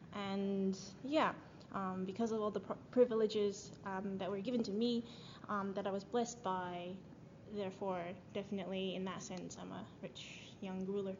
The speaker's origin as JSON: {"language": "English", "country": "Japan", "tie": "born or raised there", "moved": "yes", "lives_now": "Sydney, Australia", "said": "I was born in Japan and um, I went to an international school there"}